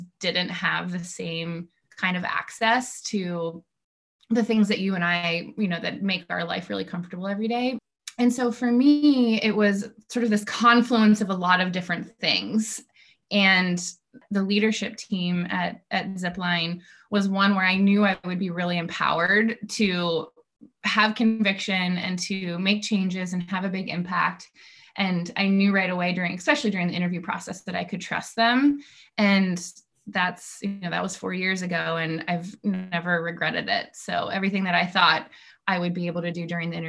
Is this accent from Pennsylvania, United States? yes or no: yes; Mercersburg, Pennsylvania, United States; I grew up actually in Mercersburg